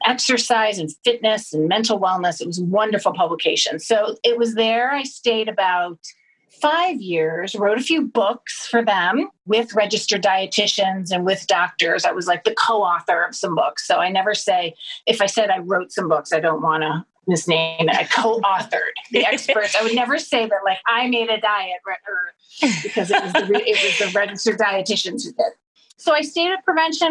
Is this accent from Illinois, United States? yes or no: no; Cleveland, Ohio, United States; moved away; also born or lived in Michigan; I'm from Cleveland, so is my husband originally